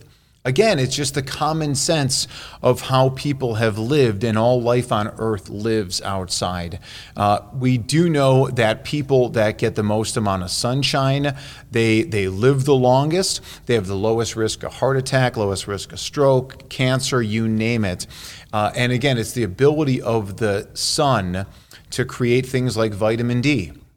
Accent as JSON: {"language": "English", "town": "Chicago", "region": "Illinois", "country": "United States", "tie": "born or raised there", "said": "My hometown is Chicago."}